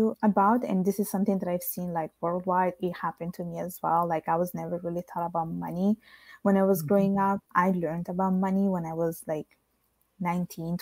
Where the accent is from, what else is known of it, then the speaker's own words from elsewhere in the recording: Italy; moved away; because I grew up in Italy, I was the one bringing the Italian side in the house.